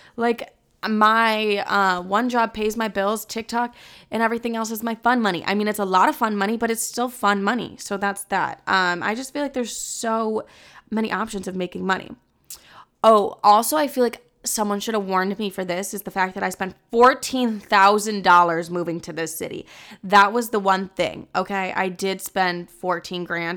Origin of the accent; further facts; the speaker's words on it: Texas, United States; accent: Southern; now in New York, United States; my Southern accent.